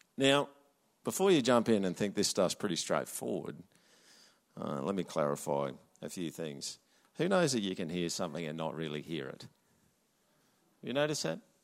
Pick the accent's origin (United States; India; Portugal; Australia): Australia